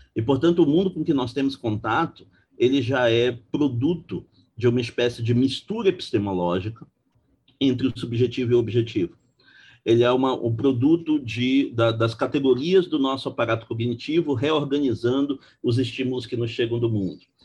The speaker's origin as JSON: {"language": "Portuguese", "town": "Belém", "region": "Pará", "country": "Brazil", "moved": "as an adult", "lives_now": "Rio de Janeiro, Brazil", "said": "sou originário de Belém do Pará"}